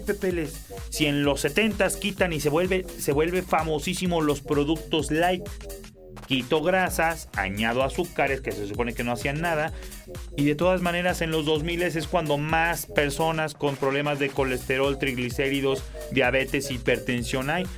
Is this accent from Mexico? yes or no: yes; Mexico; en México, que es de donde yo soy